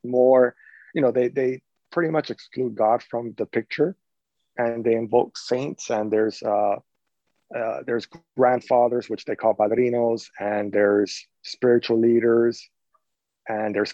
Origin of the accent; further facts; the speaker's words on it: Chicago, Illinois, United States; now in Miami, United States; I was born in the Chicago, Illinois